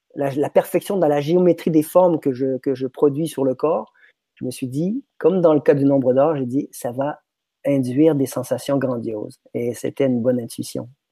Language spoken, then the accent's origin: French; Quebec, Canada; moved away as an adult; now in France; je suis québécois, je suis débarqué en France en 99.